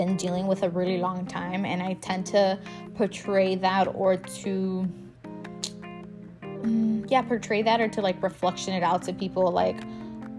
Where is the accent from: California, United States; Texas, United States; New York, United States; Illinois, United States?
Illinois, United States; Chicago; I'm a girl from Pilsen